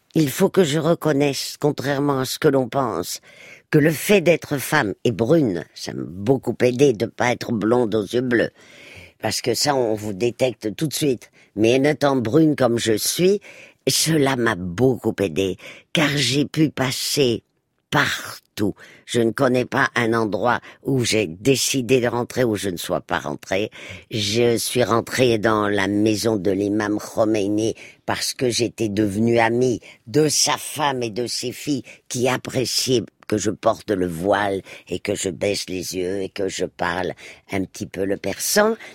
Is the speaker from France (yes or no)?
no; Spain; moved away; moi qui ai passé mon enfance en Espagne